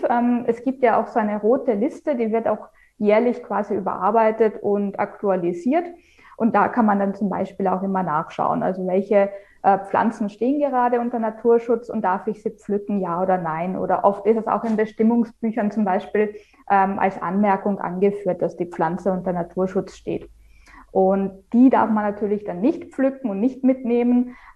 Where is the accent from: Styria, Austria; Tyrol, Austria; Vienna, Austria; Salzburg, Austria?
Vienna, Austria; now in Germany; also ich komme ja ursprünglich aus Wien. Man hört es vielleicht dann noch so in dem einen oder anderen mhm. Wort oder Ausdruck.